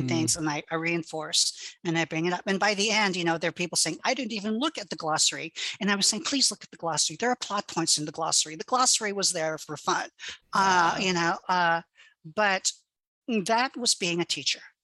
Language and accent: English; Hawaii, United States; first language Hawaiian Pidgin; English is a second language